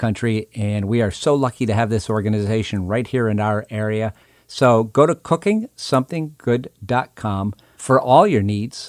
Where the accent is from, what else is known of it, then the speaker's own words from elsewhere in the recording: Pioneer Valley, Western Massachusetts, United States; I grew up in Western Massachusetts in the Pioneer Valley, and I grew up next town up from South Deerfield